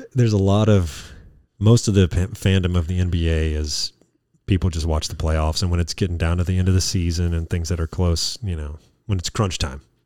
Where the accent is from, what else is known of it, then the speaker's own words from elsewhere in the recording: Louisiana, United States; being from Louisiana and major L S U fans